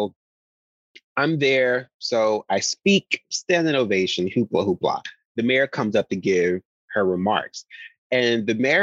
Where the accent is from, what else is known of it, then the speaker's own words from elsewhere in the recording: Rossville, Tennessee, United States; moved away as an adult; I'm very proud of where I come from. So at every interview in Hollywood, I'm like, shout out to Rossville, Tennessee